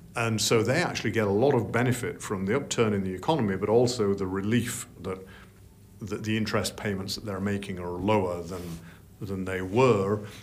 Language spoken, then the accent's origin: English; Yorkshire and the Humber, United Kingdom; I'm from Yorkshire